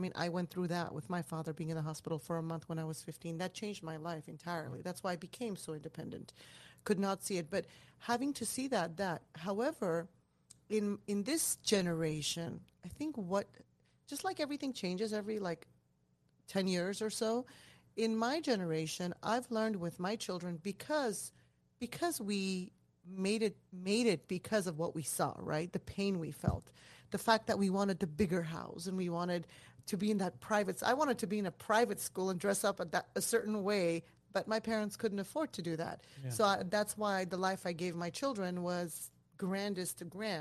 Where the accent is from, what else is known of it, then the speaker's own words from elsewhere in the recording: Iran; moved away; I was born in Iran